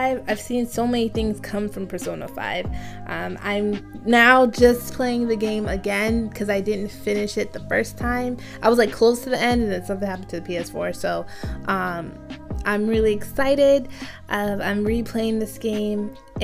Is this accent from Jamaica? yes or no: yes; Jamaica; because I'm Jamaican, I eat Easter bun